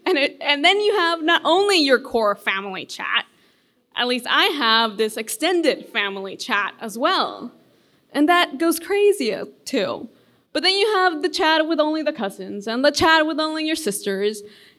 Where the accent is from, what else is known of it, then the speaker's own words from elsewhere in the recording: Honduras; now in United States; And I grew up in Honduras. So, and I moved here to the U.S., well, I don't know, like 10 years ago.